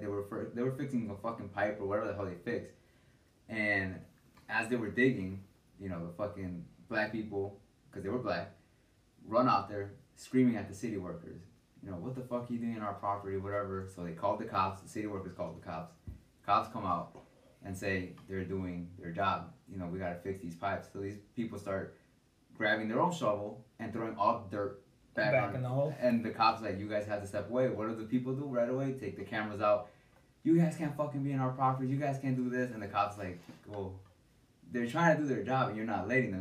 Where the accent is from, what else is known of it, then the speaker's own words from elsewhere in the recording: Chicago, Illinois, United States; now in Bridgeview, United States; growing up in Little Village